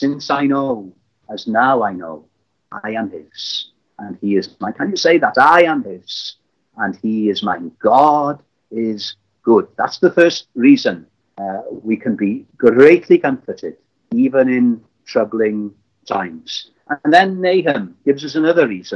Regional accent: Llandudno, Wales, United Kingdom; I was brought up in Llandudno, in North Wales

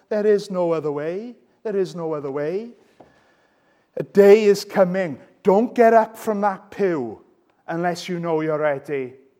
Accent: Wales, United Kingdom; I'm Welsh.

